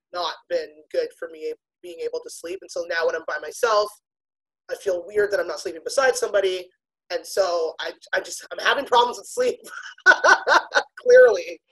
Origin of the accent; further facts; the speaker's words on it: Toronto, Ontario, Canada; also born or lived in Pickering, Ontario; I grew up in Scarborough, but I moved to Pickering